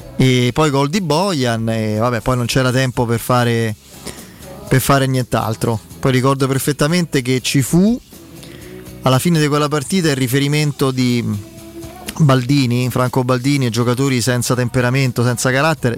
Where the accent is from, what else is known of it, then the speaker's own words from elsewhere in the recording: Abruzzo, Italy; io sono abruzzese io